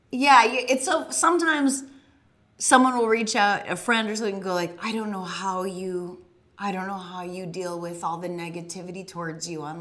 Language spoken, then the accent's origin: English; Boston, Massachusetts, United States; oh, I'm from the Boston area.